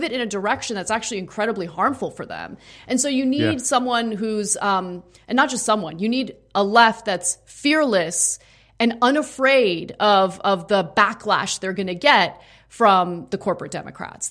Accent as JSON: {"language": "English", "town": "Los Angeles", "region": "California", "country": "United States", "tie": "born or raised there", "said": "born and raised in Los Angeles, I've lived in Los Angeles my entire life"}